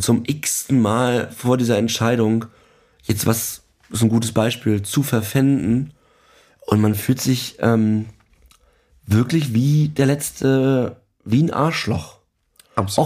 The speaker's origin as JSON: {"language": "German", "region": "eastern Germany", "country": "Germany", "tie": "born or raised there", "said": "ich bin ja im, im Ostteil Deutschlands groß geworden"}